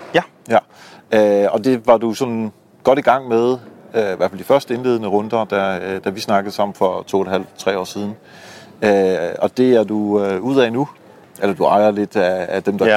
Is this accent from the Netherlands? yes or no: yes; Netherlands; moved away; Jeg er jo hollænder, øh, hvor, øh, Kasper også bor. Øhm, så jeg var hjemme og, øh, besøge moderlandet